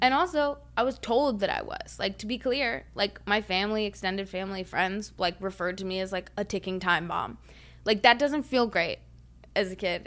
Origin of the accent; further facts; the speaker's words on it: Huntersville, North Carolina, United States; I grew up in Huntersville